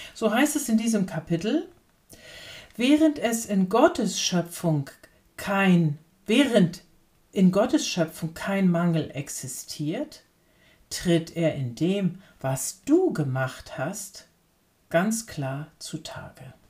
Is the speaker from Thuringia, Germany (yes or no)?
no; Lübeck, Schleswig-Holstein, Germany; als gebürtige Hanseatin, Lübeckerin